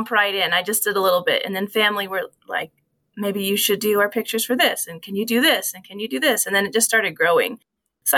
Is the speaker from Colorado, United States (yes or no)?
yes; Howard, Colorado, United States; also born or lived in Salida; I went to school at Salida, grew up in Howard